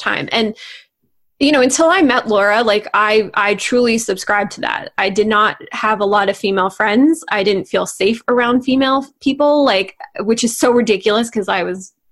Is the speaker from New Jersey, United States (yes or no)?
yes; New Jersey, United States; moved away; also born or lived in Canada / China / Hong Kong / California; I grew up in New Jersey